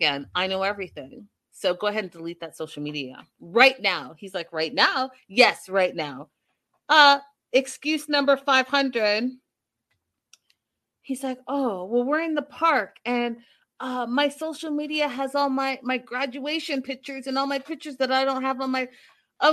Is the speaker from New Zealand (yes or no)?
no; Vancouver, British Columbia, Canada; yes, I am from Vancouver.